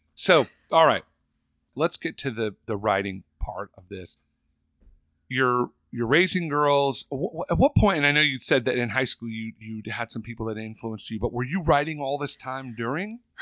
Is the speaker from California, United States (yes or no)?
yes; California, United States; born or raised there